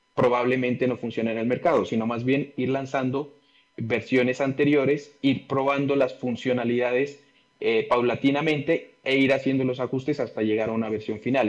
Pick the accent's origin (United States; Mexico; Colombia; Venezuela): Colombia; Pasto, Nariño; yo nací en Pasto y vivo acá en Pasto, una ciudad al sur de Colombia